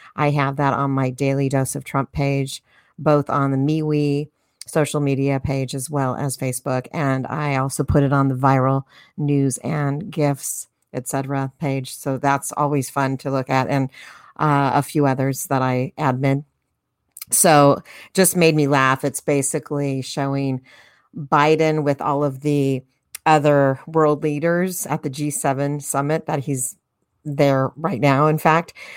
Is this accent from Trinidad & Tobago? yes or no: no; United States; As American citizens